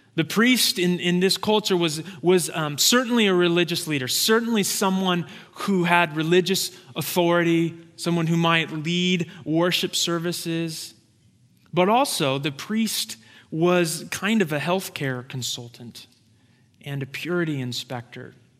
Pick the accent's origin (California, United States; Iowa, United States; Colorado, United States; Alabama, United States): California, United States; Santa Rosa; moved away; It's actually my hometown. It's the town that I grew up in.